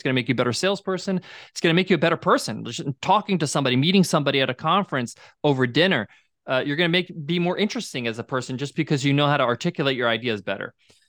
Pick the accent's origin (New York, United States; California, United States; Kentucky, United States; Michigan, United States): New York, United States; I'm a New Yorker, so this is not how I grew up, right?